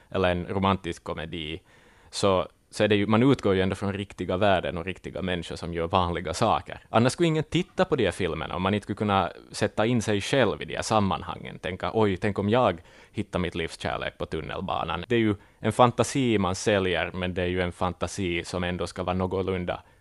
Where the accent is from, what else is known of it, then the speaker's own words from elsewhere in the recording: Ostrobothnia, Finland; jag är född och uppvuxen i Österbotten, man gillar bulla.